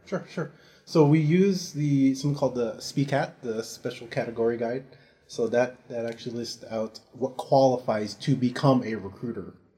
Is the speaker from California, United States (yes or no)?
yes; San Francisco, California, United States; moved away; I'm um, originally from San Francisco, California.